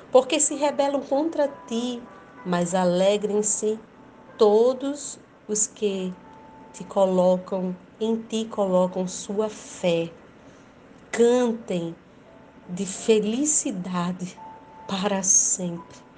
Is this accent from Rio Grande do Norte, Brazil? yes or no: yes; Rio Grande do Norte, Brazil; sou do Brasil, Rio Grande do Norte